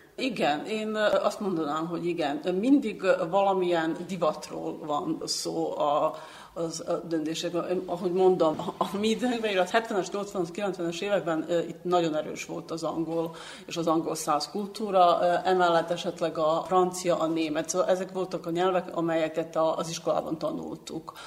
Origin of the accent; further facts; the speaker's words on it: Belgrade, Serbia; Hungarian is a second language; also born or lived in Senta; Belgrádban éltem egész életemen át